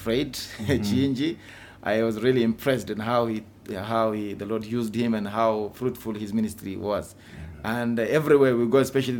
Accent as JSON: {"language": "English", "country": "Ethiopia", "said": "my home country. And we try our best to reach out to every individual in Ethiopia"}